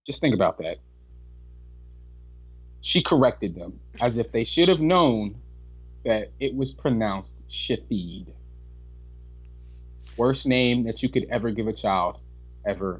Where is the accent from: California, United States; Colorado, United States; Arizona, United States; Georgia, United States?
Georgia, United States; Atlanta; people that I grew up with in Atlanta, Georgia